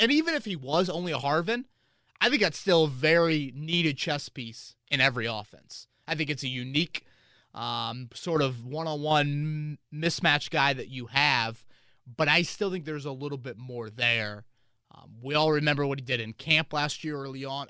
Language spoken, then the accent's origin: English; Carmel, Indiana, United States; I grew up in Carmel, Indiana